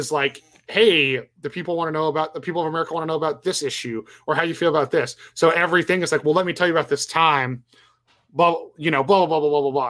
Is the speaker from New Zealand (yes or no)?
no; Canada; well, especially being Canadian.